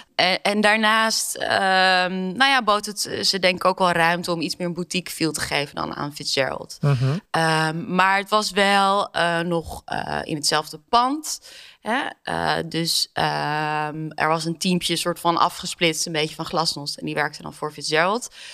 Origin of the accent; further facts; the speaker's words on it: Amsterdam, North Holland, Netherlands; ik ben zelf Amsterdammer